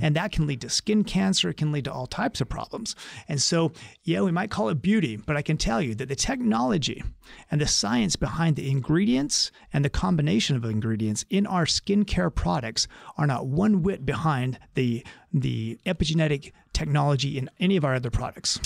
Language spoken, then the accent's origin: English; Utah, United States; moved away as an adult; now in San Diego, United States; growing up in Utah